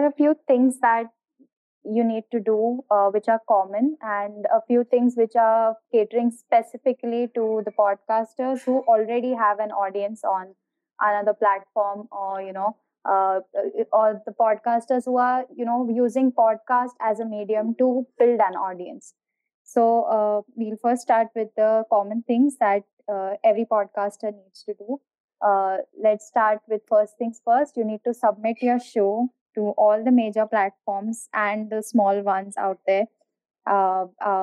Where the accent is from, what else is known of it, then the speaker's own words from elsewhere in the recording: India; I am from India